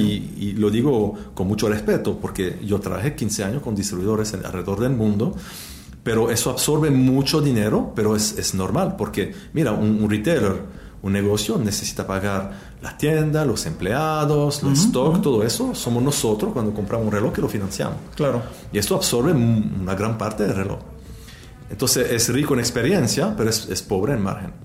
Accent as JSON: {"language": "Spanish", "region": "Neuchâtel", "country": "Switzerland", "second_language": "Spanish", "said": "del cantón de Neuchâtel, de donde yo vengo"}